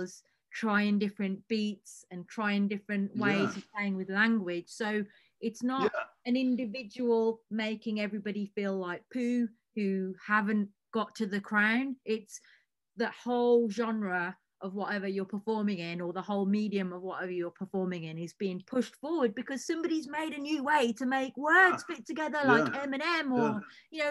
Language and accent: English; United Kingdom; we are not American over here